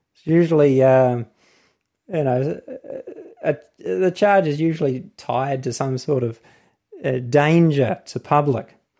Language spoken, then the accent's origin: English; New Zealand; accent: New Zealand; my accent, New Zealand.